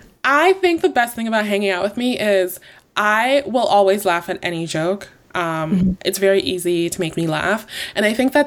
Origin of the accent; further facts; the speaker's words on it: Nigeria; I'm Nigerian. My mm-hmm. mom is Yoruba.